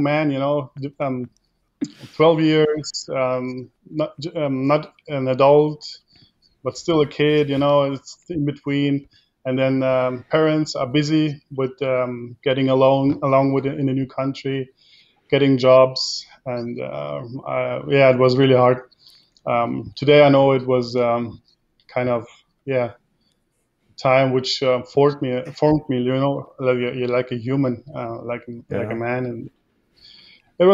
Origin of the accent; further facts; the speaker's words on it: Germany; also born or lived in Kazakhstan; I'm from Germany, and I was born in Russia